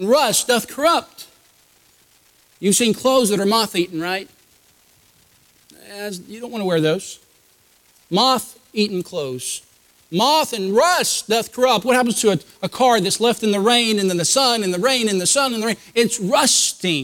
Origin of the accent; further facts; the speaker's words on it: United States; I'm an American